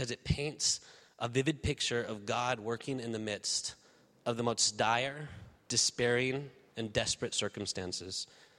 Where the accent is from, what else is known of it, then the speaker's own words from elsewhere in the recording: Spain; moved away as an adult; now in United States; I was born in the United States, but actually raised in Spain. My wife is here. She's from Spain. And we actually came to the States about 4 years ago